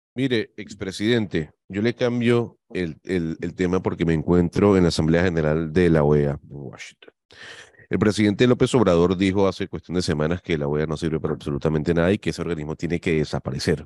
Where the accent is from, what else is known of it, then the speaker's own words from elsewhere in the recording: Venezuela; moved away as an adult; now in Panama; yo soy venezolano, eh, ya con 10 años en el país